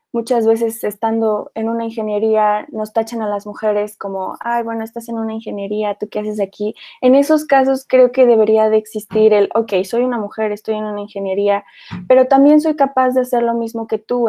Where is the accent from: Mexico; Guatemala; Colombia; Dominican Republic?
Mexico; como mexicanos